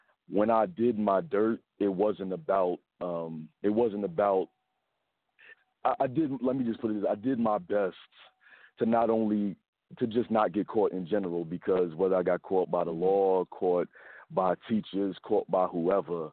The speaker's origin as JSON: {"language": "English", "town": "Philadelphia", "region": "Pennsylvania", "country": "United States", "tie": "born or raised there", "also_born_or_lived": "Chicago, Illinois / Harlem, New York", "said": "I was born in South Philly, and brought up West Philly, Germantown, suburbs of Philly. Lived in South Side of Chicago and Harlem, New York"}